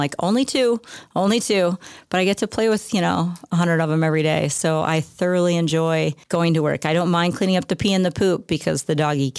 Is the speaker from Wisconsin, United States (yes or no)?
yes; La Crosse, Wisconsin, United States; I'm born and raised in La Crosse, lived here my entire life, which is a long time now that I think about my age.